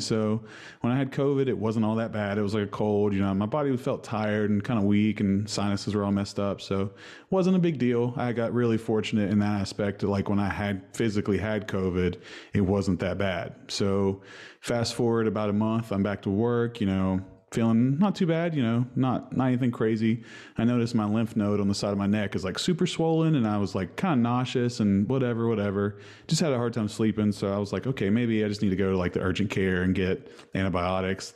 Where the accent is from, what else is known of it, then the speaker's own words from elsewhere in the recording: Huntington, West Virginia, United States; from Huntington, West Virginia.